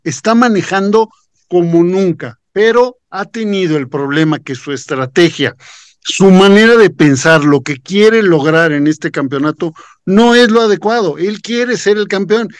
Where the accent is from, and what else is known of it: Mexico